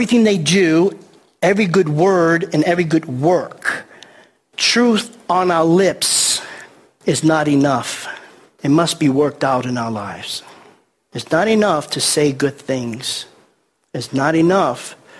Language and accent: English; New York City, New York, United States; I grew up in the Bronx in New York City, and we used to play stickball on the streets